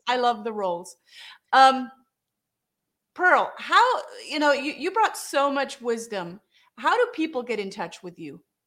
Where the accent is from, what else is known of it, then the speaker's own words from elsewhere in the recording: Germany; now in United States; I'm from Germany